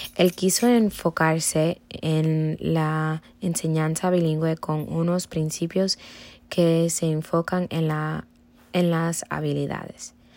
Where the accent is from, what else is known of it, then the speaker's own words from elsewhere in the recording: Cuba; first language Spanish; moved away; yo nací en Cuba y solamente escuché personas que hablaban español. Esto me facilitó el aprendizaje del español porque era el único idioma